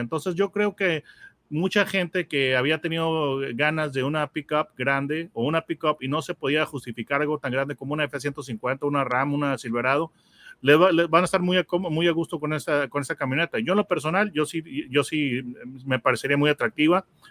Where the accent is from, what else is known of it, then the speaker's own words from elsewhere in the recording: Mexico; tengo yo la perspectiva mexicana. Entonces, la perspectiva este, que yo tengo como mexicano